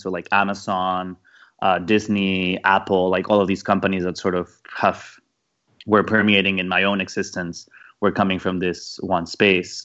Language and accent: English; Mexico; moved away; also born or lived in London; I grew up in Mexico in a in a in a very car, car culture, car centric sort of developed weird exported idea of what an American suburb was